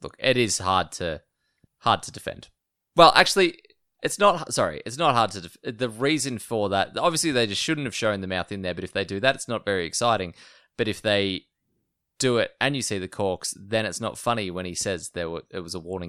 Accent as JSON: {"language": "English", "town": "New Orleans", "region": "Louisiana", "country": "United States", "tie": "born or raised there", "said": "I grew up here in New Orleans."}